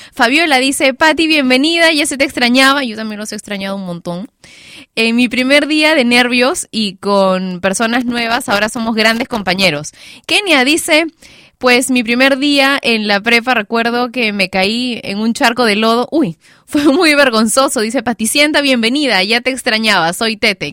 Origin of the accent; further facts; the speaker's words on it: Peru; mi país, Perú